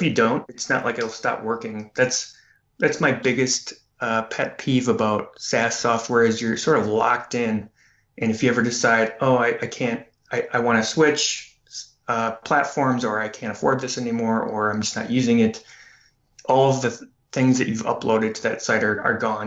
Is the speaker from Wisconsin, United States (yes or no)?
yes; Green Bay, Wisconsin, United States; now in Madison, United States; actually where I grew up in Green Bay